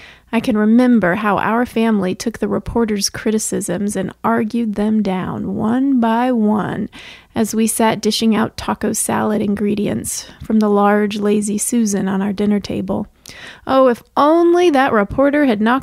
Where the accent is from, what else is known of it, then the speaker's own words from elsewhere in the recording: Bryan, Texas, United States; my hometown of Bryan, Texas